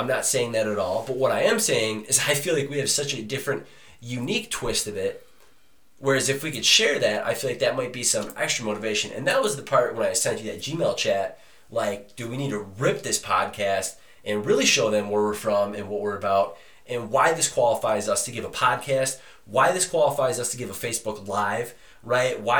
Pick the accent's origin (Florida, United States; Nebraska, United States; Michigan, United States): Michigan, United States; Detroit; I come from Detroit, Michigan. Love my family.